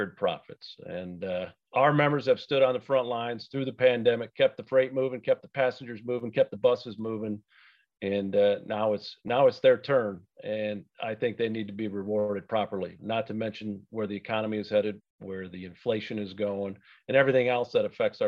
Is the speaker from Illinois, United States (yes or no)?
no; Grand Rapids, Michigan, United States; Born and raised in Grand Rapids, Michigan